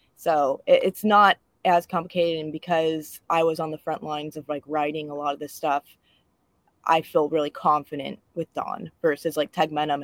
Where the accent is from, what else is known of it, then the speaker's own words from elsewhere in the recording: Livermore, California, United States; I grew up in the Bay Area as well